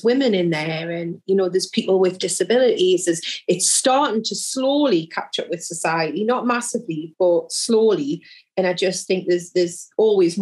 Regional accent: Jarrow, North East England, United Kingdom; also born or lived in South Shields; I grew up in South Tyneside, which, so my constituency is part of that borough. So I grew up in the neighbouring constituency, Jarrow.

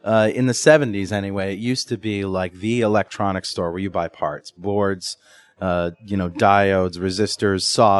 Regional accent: United States; as an American consumer

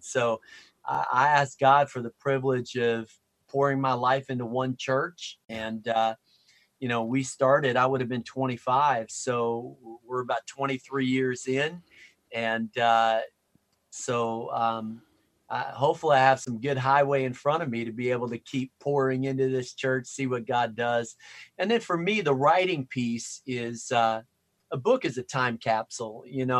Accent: Wisconsin, United States; also born or lived in Minneapolis, United States / Chicago, United States; I'm from Chicago, so I like the Cubs, but I'm wearing a little Nats hat because World Series contender. I was born in Minneapolis and then moved to Wisconsin.

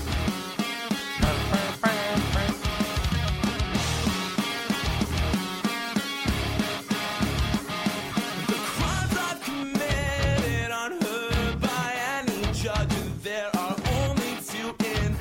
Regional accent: Lincoln, Nebraska, United States; I'm from right here, Lincoln, Nebraska

